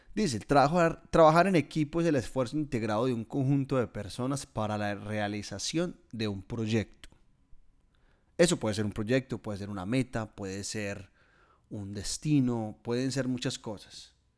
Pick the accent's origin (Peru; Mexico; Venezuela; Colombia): Colombia; Guatapé, Antioquia; moved away as an adult; now in Melbourne, Australia; en mi pueblo, en Guatapé